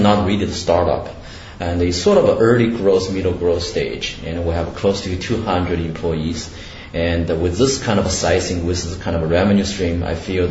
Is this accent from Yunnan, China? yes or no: no; Shanghai, China; moved away as an adult; also born or lived in Canada / Seattle, United States; I grew up in Shanghai